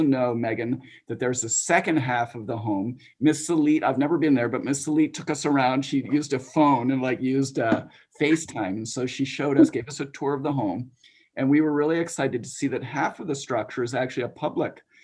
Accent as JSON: {"language": "English", "town": "Andover", "region": "Massachusetts", "country": "United States", "tie": "born or raised there", "also_born_or_lived": "Rhode Island", "moved": "yes", "said": "I actually was a faculty fac brat, and I was born on the Andover campus a long time ago."}